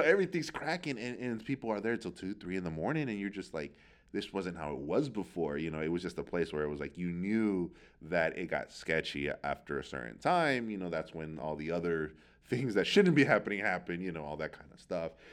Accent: San Francisco, California, United States; I grew up out near the Excelsior

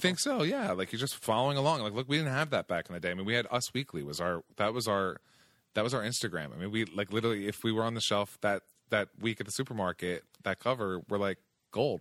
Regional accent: outside of Philadelphia, New Jersey, United States; moved away; I grew up in, in, outside of Philadelphia, in South Jersey.

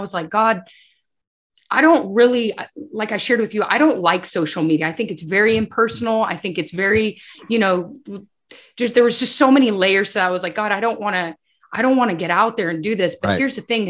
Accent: Bolivia; I grew up in Bolivia. And so my mom would always say the saying in Spanish, lies and sins have short legs.

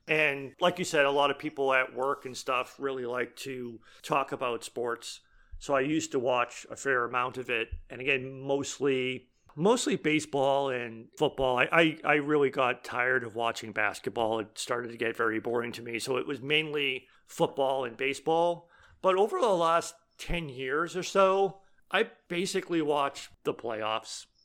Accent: Boston, Massachusetts, United States; now in Iowa, United States; I grew up in Boston, so for New England, so not just, like, Massachusetts

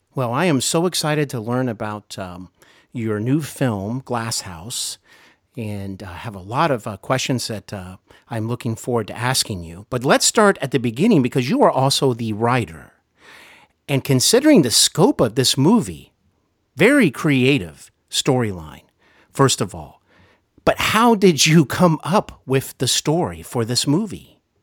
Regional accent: Cincinnati, Ohio, United States; I am here in Cincinnati, Ohio, my hometown

